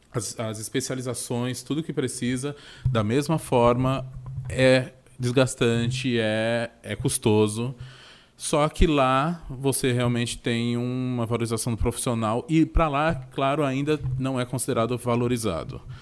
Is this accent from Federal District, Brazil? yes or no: no; São Paulo, Brazil; Bem, eu faço o comparativo, claro, né, com São Paulo, que é de onde eu vim.